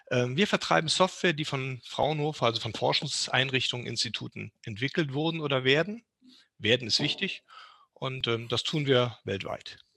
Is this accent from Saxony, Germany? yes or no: no; Bad Godesberg, North Rhine-Westphalia, Germany; Ich komme aus Bad Godesberg.